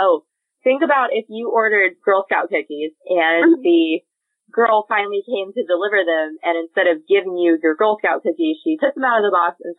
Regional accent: Illinois, United States; moved away; Where you are right now, Becca, is about 8 hours from where I grew up in Illinois.

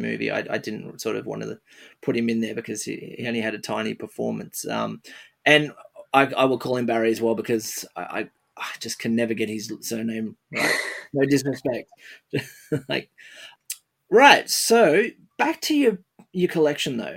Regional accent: Australia; I'm an I'm an Australian

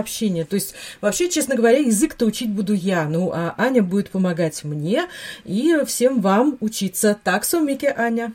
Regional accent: Latvia; у нас в Латвии, откуда я родом

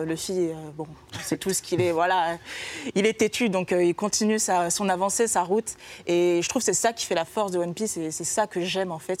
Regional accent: France; chez nous en France

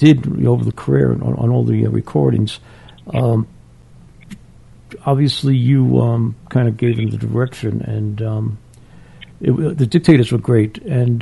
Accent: New York City, New York, United States; also born or lived in Long Island; I grew up in Queens too, and I think we're about the same age. I was born in 55

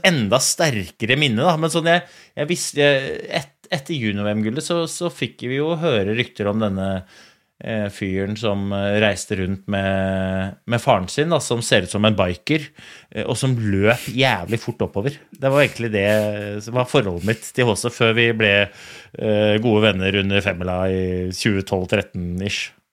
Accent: Oslo, Norway; jeg kommer fra Oslo skikrets

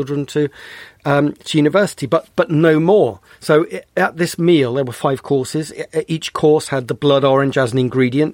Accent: Bristol, South West England, United Kingdom; I grew up in Bristol.

